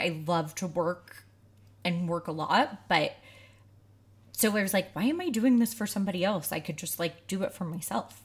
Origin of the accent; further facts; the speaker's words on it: outside of Saint Louis, Missouri, United States; I grew up outside of Saint Louis, so it was really hot and humid